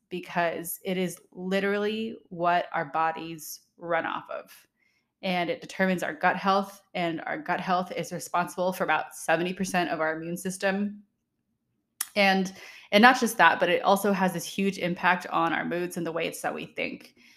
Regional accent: Redlands, California, United States; my hometown, Redlands, California

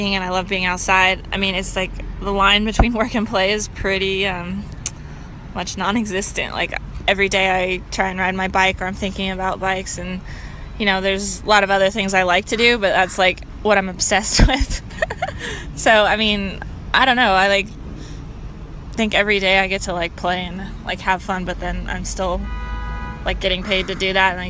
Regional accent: Seattle, Washington, United States; I grew up in Seattle.

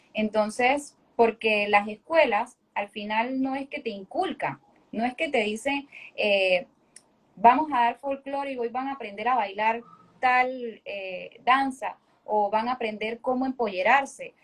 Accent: Panama City, Panama; soy hija de padres santeños, eh, soy capitalina

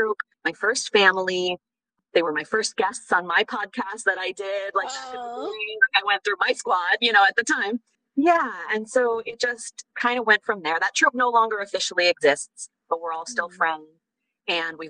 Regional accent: Wisconsin, United States; moved away as an adult; also born or lived in Paris; I grew up in Wisconsin

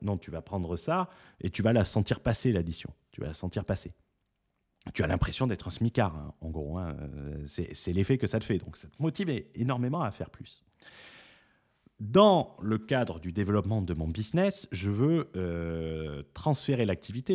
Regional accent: France; on est français

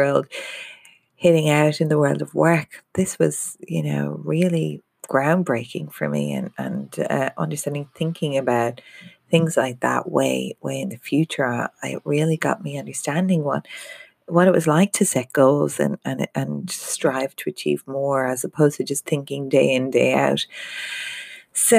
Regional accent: Ireland; I'm Irish

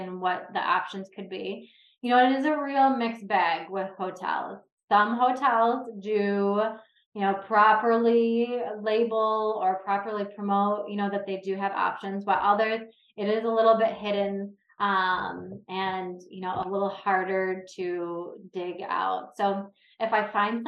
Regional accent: Detroit, Michigan, United States; I'm from the Detroit area

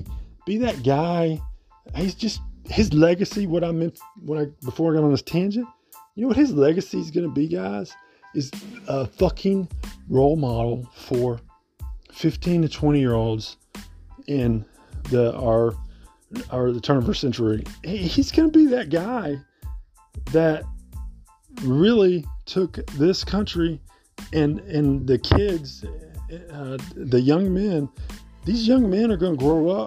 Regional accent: Memphis, Tennessee, United States; I grew up in Memphis, Tennessee

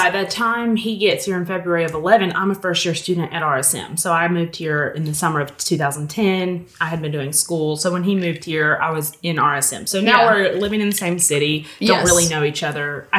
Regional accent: Georgia, United States; born or raised there; moved away

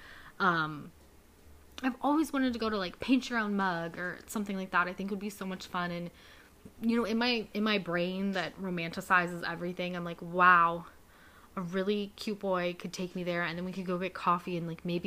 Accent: Youngstown, Ohio, United States; This area is still my hometown

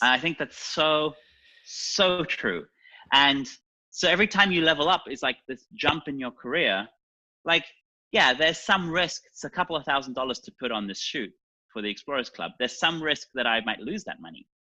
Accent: Germany; moved away; also born or lived in New York City; I was born in East Germany, I didn't come from a wealthy family.

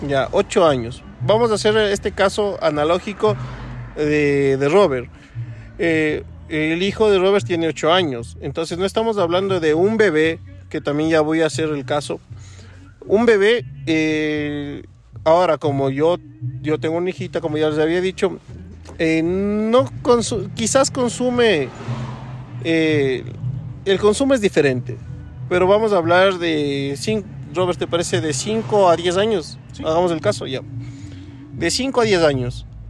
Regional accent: Ecuador; Yo también soy ecuatoriano

